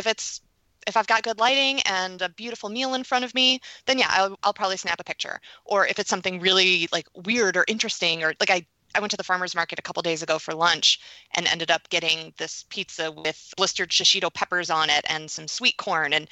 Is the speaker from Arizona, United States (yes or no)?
no; New York, United States; Oh, I'm a New Yorker.